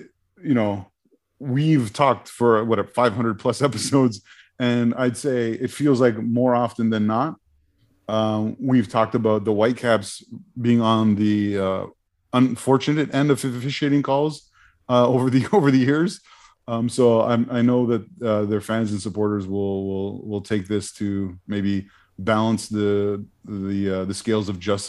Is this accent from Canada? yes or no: yes; Toronto, Ontario, Canada; I grew up in the Toronto area, but I'm not pro TFC at all.